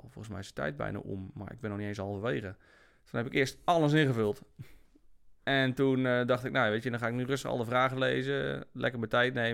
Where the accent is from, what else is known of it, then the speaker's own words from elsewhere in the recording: Apeldoorn, Gelderland, Netherlands; also born or lived in Germany; Ja, nou, ik ben geboren in Duitsland.